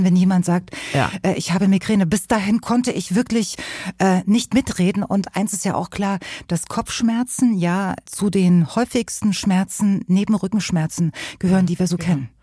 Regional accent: Weimar, Thuringia, Germany; ich komme ja äh, aus Weimar in Thüringen

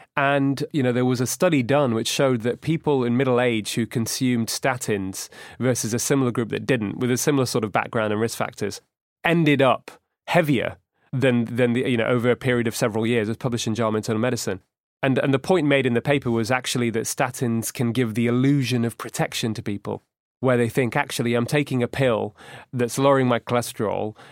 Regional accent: Manchester, North West England, United Kingdom; also born or lived in Edinburgh; we grew up in Manchester and we went to the same school and same university

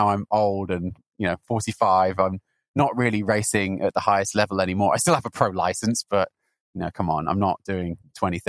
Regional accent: Newbury, South East England, United Kingdom; moved away as an adult; also born or lived in Southampton / London; now in Santa Cruz, United States; I'm British. I'm currently living in Santa Cruz in California. I grew up in a rather boring town called Newbury in Berkshire

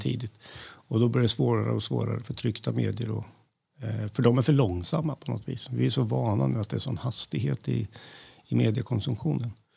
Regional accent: Värmland, Sweden; moved away; Jag är en värmlänning i förskingringen som har passerat 60

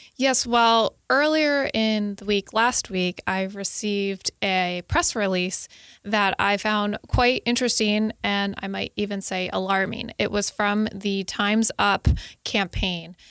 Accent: Connecticut, United States; I'm from Connecticut, and my, uh, s, my senator

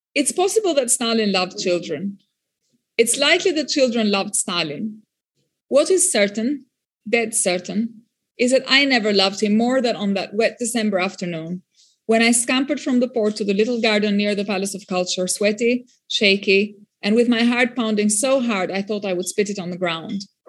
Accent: Albania; born or raised there; first language French; English is a second language

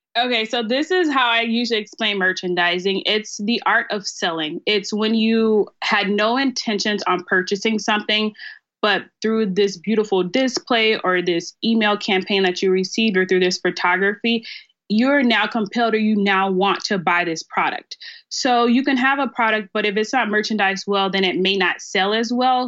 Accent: Starkville, Mississippi, United States; moved away as an adult; also born or lived in Memphis, Tennessee / Texas; now in Dallas, United States; I'm originally from Starkville, Mississippi. It's a very country small town

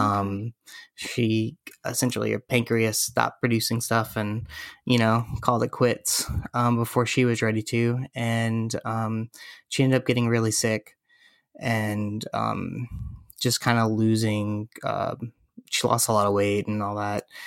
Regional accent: Florida, United States; now in Los Angeles, United States; I grew up in Florida

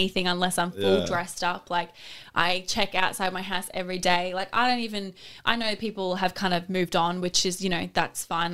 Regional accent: Australia; I'm an Australian swimmer who's represented my country

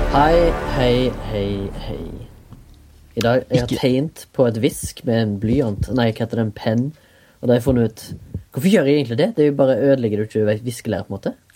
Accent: Haugesund, Rogaland, Norway; now in Oslo, Norway; Jeg kommer fra Haugesund. Bor i Oslo.

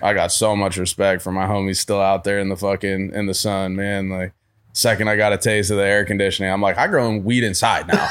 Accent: Vermont, United States; moved away; also born or lived in upstate New York / Houston, Texas; I'm from Vermont originally

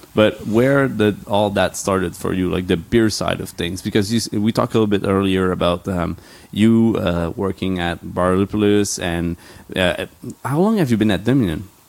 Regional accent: Quebec, Canada; I grew up in Quebec

